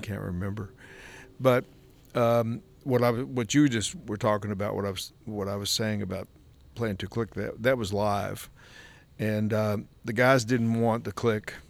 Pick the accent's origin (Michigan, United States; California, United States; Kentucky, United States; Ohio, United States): Kentucky, United States; we grew up in Kentucky